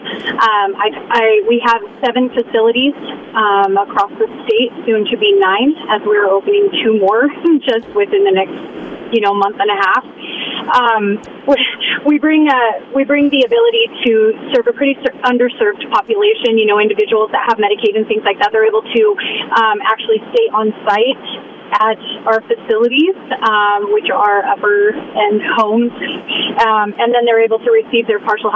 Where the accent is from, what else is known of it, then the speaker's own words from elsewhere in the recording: Boise, Idaho, United States; originally I was born and raised in Boise, Idaho